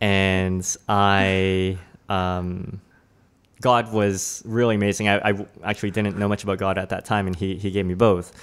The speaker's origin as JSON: {"language": "English", "town": "Toronto", "region": "Ontario", "country": "Canada", "tie": "born or raised there", "also_born_or_lived": "Richmond Hill", "said": "I grew up in Toronto"}